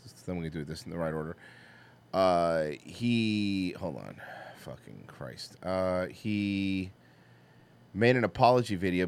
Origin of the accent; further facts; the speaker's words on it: Miami, Florida, United States; I'm from Miami